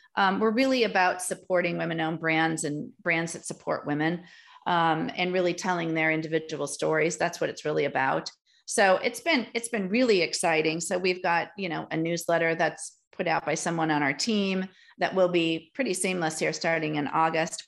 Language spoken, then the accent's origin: English; Milwaukee, Wisconsin, United States; also born or lived in Green Bay, Wisconsin / Door County, Wisconsin; I was born in Green Bay, Wisconsin, moved to Milwaukee for all of my wonder years.